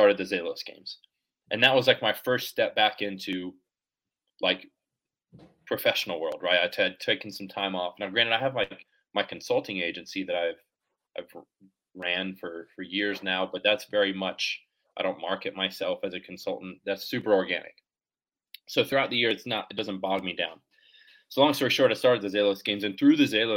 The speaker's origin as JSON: {"language": "English", "town": "Jacksonville Beach", "region": "Florida", "country": "United States", "said": "I'm from Jacksonville Beach"}